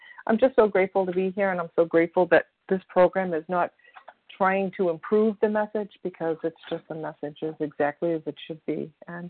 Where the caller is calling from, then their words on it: Massachusetts, United States; grateful recovered compulsive overeater, and I'm calling from Massachusetts.